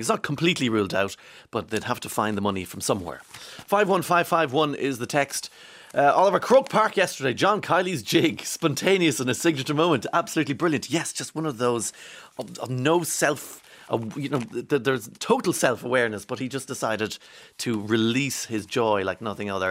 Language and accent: English; Inniskeen, County Monaghan, Ireland; also born or lived in East Cork; I'm from Enniskeen in Monaghan